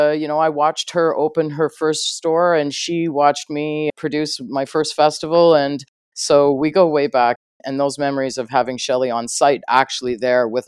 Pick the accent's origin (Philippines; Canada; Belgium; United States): Canada; Sudbury, Ontario; moved away as an adult; now in Ottawa, Canada; I came from Sudbury, Ontario, a kind of really uneducated and highly homophobic and racist Northern Ontario small town